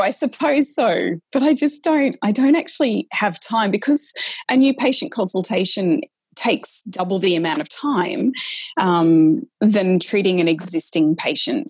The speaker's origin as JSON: {"language": "English", "country": "Australia", "accent": "Australian", "said": "i was an aussie so that's i had to really mask my australian accent"}